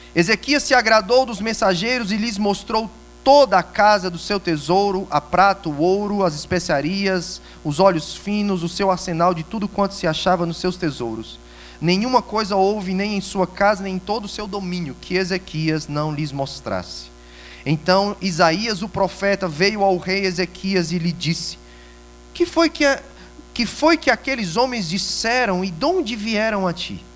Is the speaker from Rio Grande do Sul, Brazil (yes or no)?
no; Ceará, Brazil; now in Itajaí, Brazil; Somos nordestinos do Ceará, mas moramos ali em Santa Catarina, ali em Itajaí.